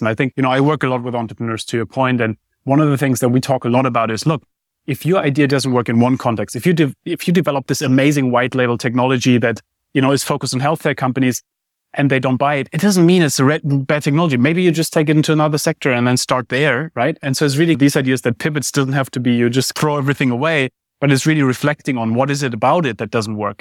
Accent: Germany; moved away; I grew up in Germany.

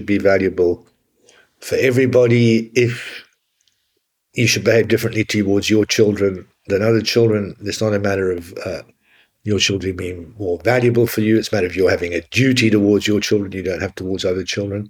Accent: London, United Kingdom; I'm from North London

